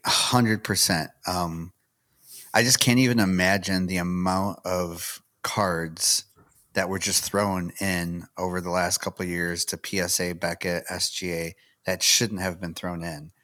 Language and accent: English; Michigan, United States; now in Tennessee, United States; lived near each other up in Michigan